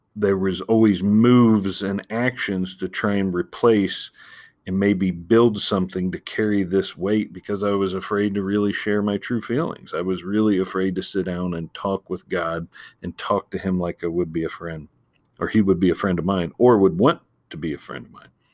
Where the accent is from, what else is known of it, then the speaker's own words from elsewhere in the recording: Ohio, United States; growing up in Ohio